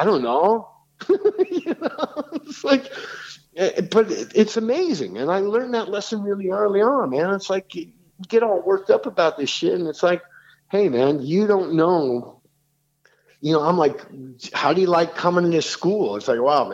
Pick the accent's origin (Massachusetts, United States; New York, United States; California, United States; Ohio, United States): New York, United States; New York City; I grew up in New York City